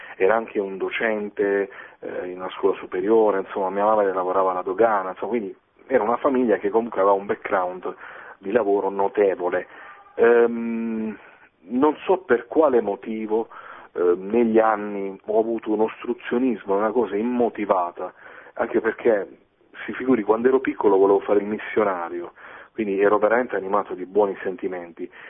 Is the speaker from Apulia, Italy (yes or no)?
yes; Foggia, Apulia, Italy; moved away; also born or lived in Bologna; io sono di Foggia, eh, sono stato quasi 14 anni a Bologna, e dai miei compaesani